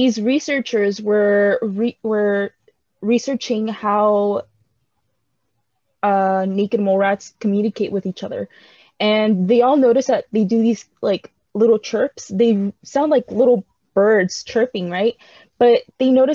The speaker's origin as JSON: {"language": "English", "country": "United States", "said": "us Americans, we came from Britain"}